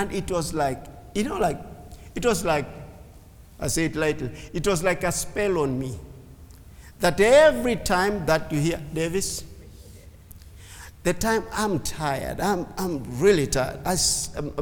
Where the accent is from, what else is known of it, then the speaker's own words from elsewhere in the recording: Kenya; English is a second language; A Kenyan Jew